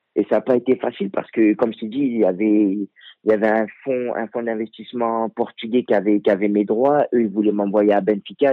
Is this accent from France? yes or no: yes; France; moved away; also born or lived in Africa (origin); je suis français